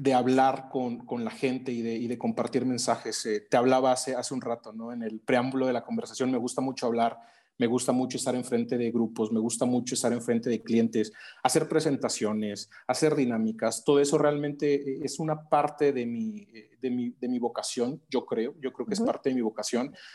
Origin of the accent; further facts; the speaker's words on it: Veracruz, Mexico; en el puerto de Veracruz, eh, de donde soy originario